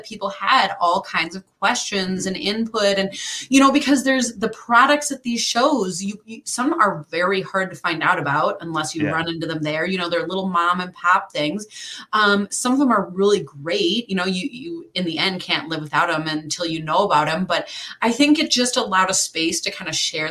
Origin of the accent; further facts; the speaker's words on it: Illinois, United States; I grew up in Illinois